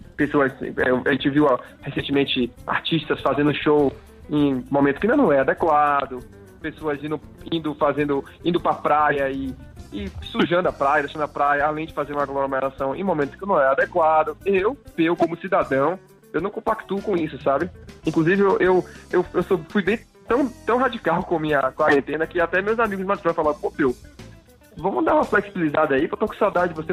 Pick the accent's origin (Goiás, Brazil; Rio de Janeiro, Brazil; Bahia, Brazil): Bahia, Brazil; Salvador; accent: baiano; moved away; aquele alicerce baiano que é que é o que eu sou, sou baiano, é o meu sotaque